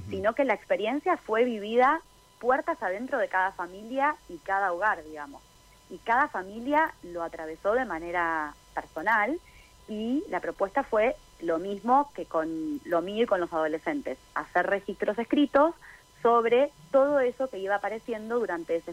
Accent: Buenos Aires, Argentina; now in San Martín de los Andes, Argentina; Eh, bueno, yo estoy viviendo en San Martín de los Andes hace nueve años. Eh, crecí en Buenos Aires y estoy viviendo acá en la Patagonia hace ya nueve años.

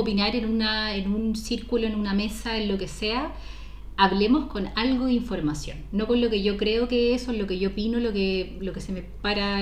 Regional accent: Chile; ese conservadurismo que nos, que nos caracteriza mucho como sociedad chilena

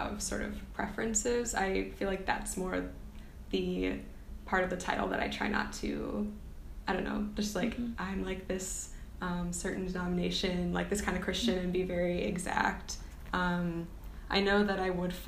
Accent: Milwaukee, Wisconsin, United States; I'm from Milwaukee, Wisconsin

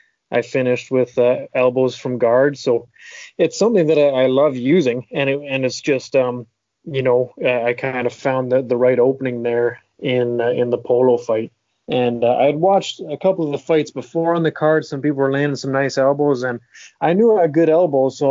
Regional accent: Huntsville, Ontario, Canada; even when I did fight in my home province of Ontario, I'm from Huntsville

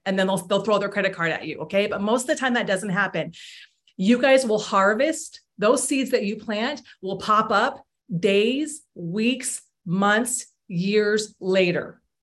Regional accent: Iowa, United States; I grew up in Iowa

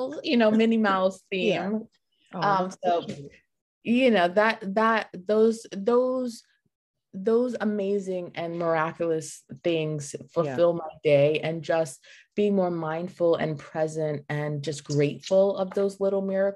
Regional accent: New York City, New York, United States; moved away as an adult; now in South Florida, United States; I'm originally from New York City, born and raised, lived my whole life

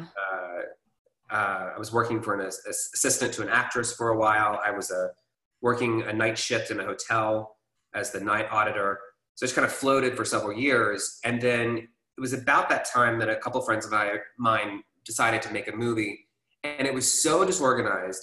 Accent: Atlanta, Georgia, United States; I grew up here in Atlanta, Georgia.

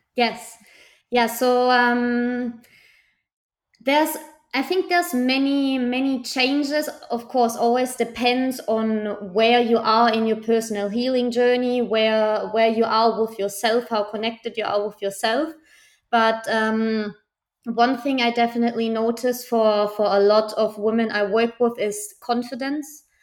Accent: Germany; now in Barcelona, Spain; I'm from Germany. I live in the beautiful city of Barcelona currently

